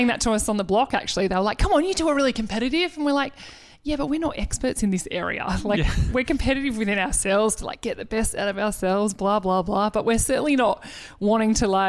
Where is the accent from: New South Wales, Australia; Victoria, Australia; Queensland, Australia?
Victoria, Australia; Melbourne; we're from Melbourne.